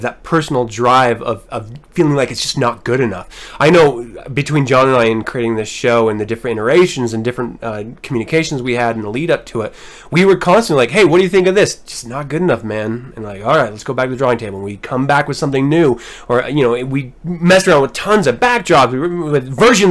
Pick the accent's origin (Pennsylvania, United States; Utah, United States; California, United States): Utah, United States; I'm from Utah.